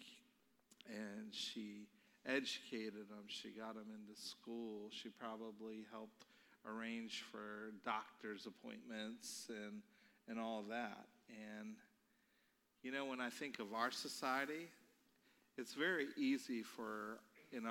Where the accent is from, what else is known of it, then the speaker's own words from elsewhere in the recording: Baltimore, Maryland, United States; now in North Canton, United States; I'm from Baltimore, Maryland